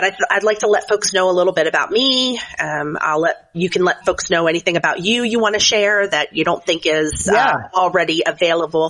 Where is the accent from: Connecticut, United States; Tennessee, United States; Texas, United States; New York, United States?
Tennessee, United States; Chattanooga; I have served most recently as a pastor in my hometown of Chattanooga, Tennessee